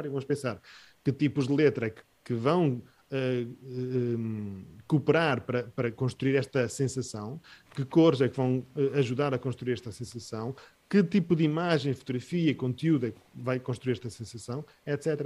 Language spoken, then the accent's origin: Portuguese; Porto, Norte, Portugal; Porque eu até sou do Porto, portanto está bom.